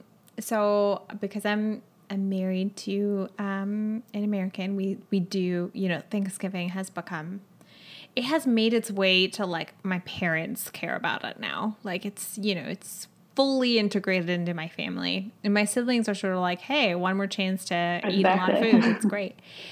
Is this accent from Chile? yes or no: yes; Chile; English is a second language; I'm from Chile, and Christmas is in the middle. It's like in the beginning of summer here.